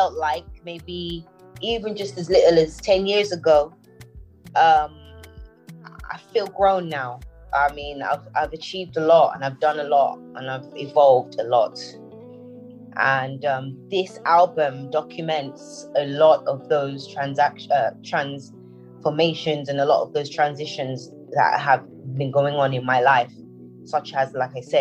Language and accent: English; London, United Kingdom; also born or lived in Nigeria / Houston, United States; I was born in London.